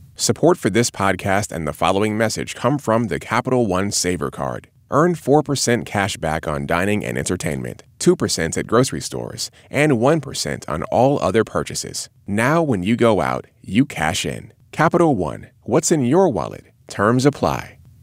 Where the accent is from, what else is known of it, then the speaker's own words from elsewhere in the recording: Canada; moved away; I'm Canadian